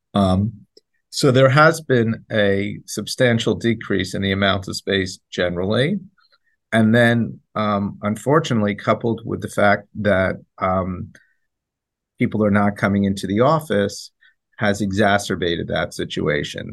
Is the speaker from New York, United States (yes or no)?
yes; New York City, New York, United States; we're New Yorkers